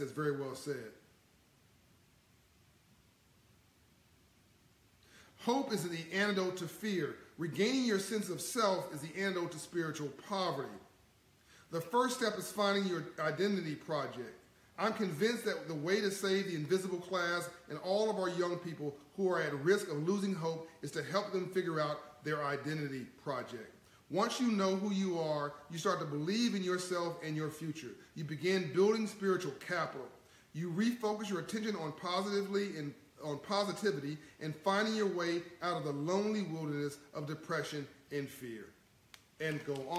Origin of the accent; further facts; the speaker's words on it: Compton, California, United States; I came from Compton, California, in South Central